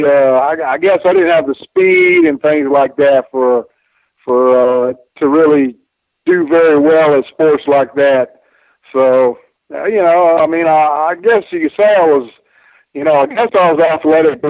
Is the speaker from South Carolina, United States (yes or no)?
yes; Spartanburg, South Carolina, United States; born or raised there